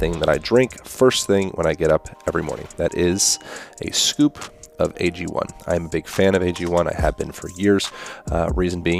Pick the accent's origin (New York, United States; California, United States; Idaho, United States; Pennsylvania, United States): Pennsylvania, United States; Lancaster; Lancaster, Pennsylvania.